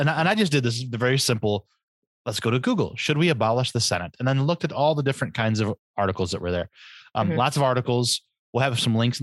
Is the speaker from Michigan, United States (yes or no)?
yes; Michigan, United States; The mitten state, quite literally, looks like a mitten. Half of our state does